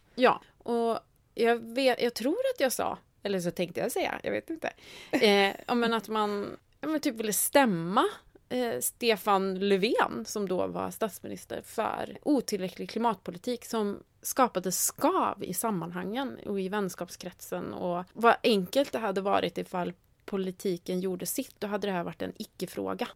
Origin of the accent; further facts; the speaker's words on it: Värmland, Sweden; jag är liksom uppvuxen på landet i Värmland